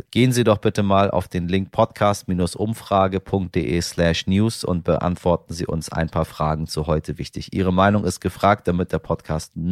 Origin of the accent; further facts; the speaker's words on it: Iran; German is a second language; Wir sehen das als Iraner, ich glaube, unisono alle gleich und wir haben uns auch von ähm, Seiten der Menschen, die sich im Ausland befinden, äh, sehr, sehr doll eingesetzt.